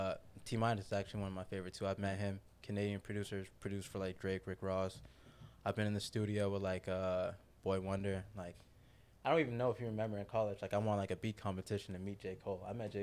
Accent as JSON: {"language": "English", "country": "Jamaica", "said": "I listen to a lot of dancehall reggae. I'm Jamaican."}